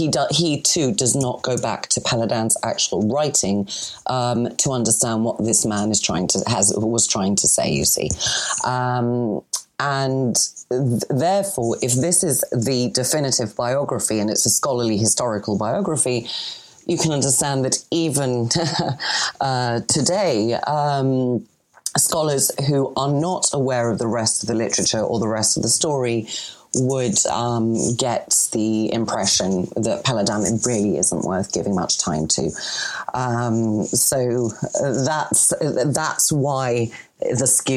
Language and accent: English; Greece; accent: Greek; Excuse my French accent, but I've got a Greek accent over my French